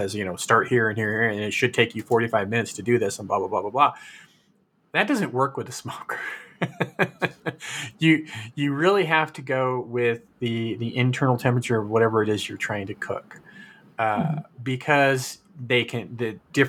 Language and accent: English; Fresno, California, United States; also born or lived in Chattanooga, United States; And I think it comes from growing up in Fresno, where if you didn't drive, you couldn't go anywhere. It's like you needed to have a car in California.